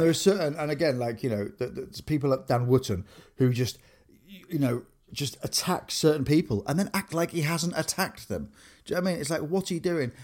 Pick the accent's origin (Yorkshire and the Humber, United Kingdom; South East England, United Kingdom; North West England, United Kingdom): Yorkshire and the Humber, United Kingdom; Grimsby; I grew up in Grimsby